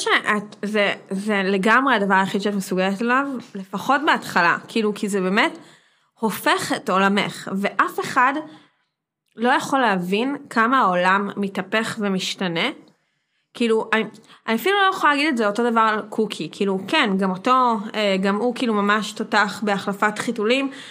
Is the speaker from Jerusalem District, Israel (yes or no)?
no; Herzliya, Tel Aviv District, Israel; גדלתי בהרצליה